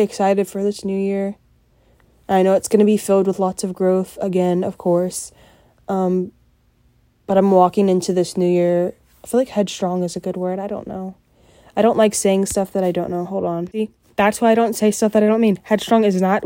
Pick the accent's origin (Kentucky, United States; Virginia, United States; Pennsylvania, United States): Kentucky, United States; Simpsonville; I grew up in Simpsonville